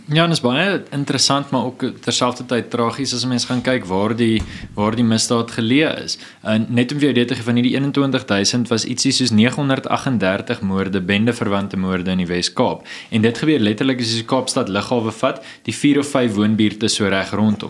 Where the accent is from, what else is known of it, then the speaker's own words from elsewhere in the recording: Johannesburg, Gauteng, South Africa; ek het groot geword in Johannesburg in die Wesrand